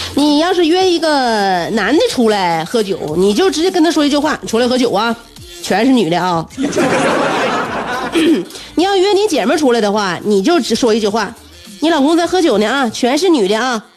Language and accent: Chinese; Northeast China, China; 过瘾就是我们东北人追求的最高境界